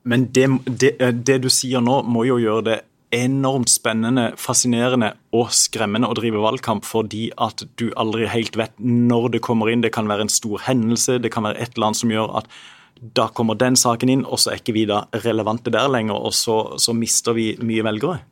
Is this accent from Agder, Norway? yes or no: yes; Sørlandet, Agder, Norway; så har vi som bor i denne delen av landet, én identitet felles. Vi er sørlendinger